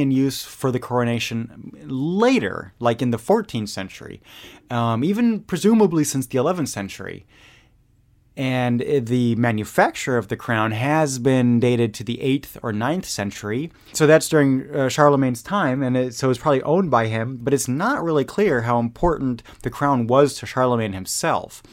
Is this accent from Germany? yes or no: yes; Germany; moved away; growing up in Germany